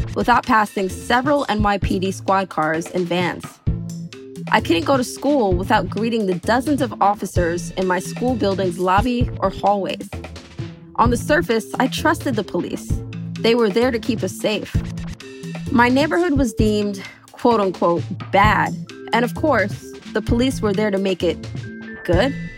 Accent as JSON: {"language": "English", "town": "New York City", "region": "New York", "country": "United States", "tie": "born or raised there", "said": "I grew up in New York City. When I was in high school, senior year, I was violently mugged in my neighborhood in Brooklyn"}